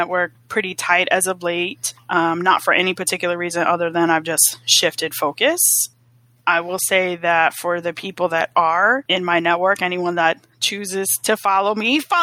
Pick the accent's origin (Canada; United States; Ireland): United States; New York City, New York; also born or lived in South Florida; now in Atlanta, United States; I'm from the Bronx originally